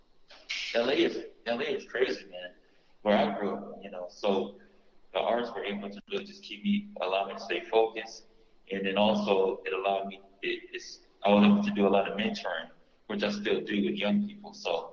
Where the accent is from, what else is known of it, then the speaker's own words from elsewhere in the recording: Los Angeles, California, United States; I'm from South Central L.A., born and raised